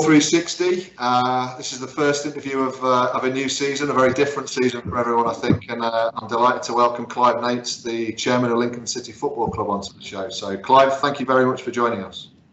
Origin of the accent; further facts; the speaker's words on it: Guernsey; we grew up in Guernsey